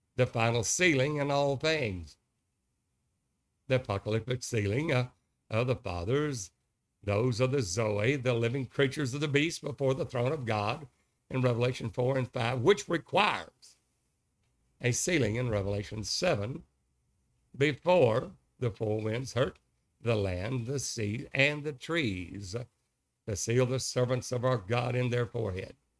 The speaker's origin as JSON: {"language": "English", "town": "Kilgore", "region": "Texas", "country": "United States", "tie": "born or raised there", "also_born_or_lived": "Longview, Texas", "said": "I was raised in Kilgore, Texas, and married a high school sweetheart there"}